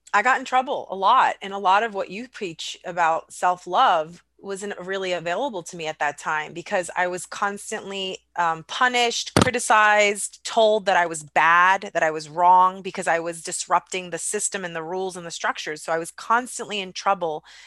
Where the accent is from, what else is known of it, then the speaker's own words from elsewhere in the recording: United States; I was raised here in the United States